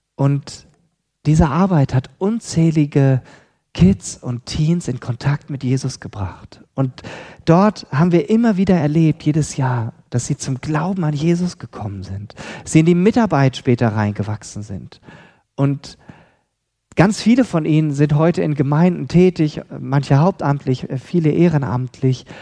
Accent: Lemgo, North Rhine-Westphalia, Germany; moved away; in Lemgo, in Lippe, Ostwestfalen, ähm, wo ich aufgewachsen bin.

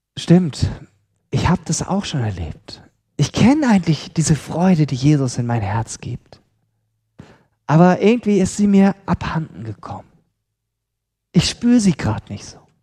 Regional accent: Lemgo, North Rhine-Westphalia, Germany; moved away; in Lemgo, in Lippe, Ostwestfalen, ähm, wo ich aufgewachsen bin.

